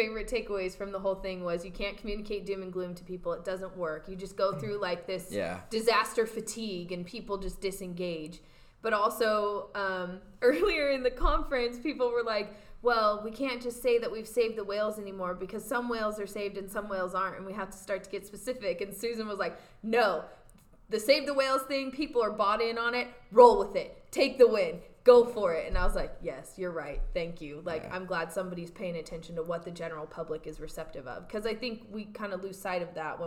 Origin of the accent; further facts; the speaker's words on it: Portland, Oregon, United States; now in California, United States; growing up in the Portland metro area